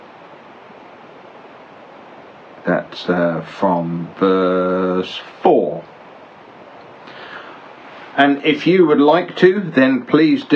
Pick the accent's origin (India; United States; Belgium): Belgium; now in United Kingdom; I grew up in Belgium